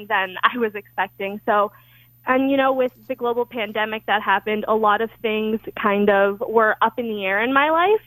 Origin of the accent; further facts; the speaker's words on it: Chicago, Illinois, United States; moved away as an adult; now in Morgantown, United States; I'm originally from Chicago, Illinois